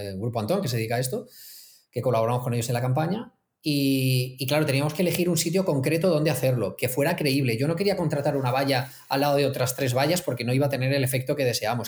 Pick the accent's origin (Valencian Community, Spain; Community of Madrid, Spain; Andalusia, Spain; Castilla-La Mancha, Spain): Valencian Community, Spain; Elche; yo soy de Elche